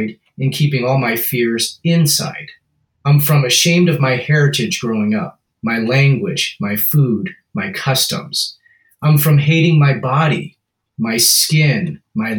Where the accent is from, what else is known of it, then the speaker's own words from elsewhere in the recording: Seattle, Washington, United States; I grew up in South Seattle, which is a predominantly African-American neighborhood